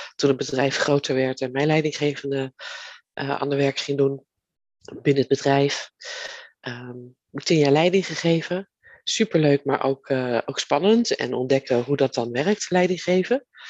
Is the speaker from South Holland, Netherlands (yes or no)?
yes; Leiden, South Holland, Netherlands; ben ik geboren in Leiden. En daar ben ik ook getogen.